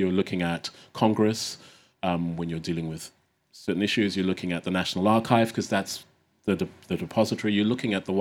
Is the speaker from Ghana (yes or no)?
yes; Ghana; growing up in Ghana and the continent.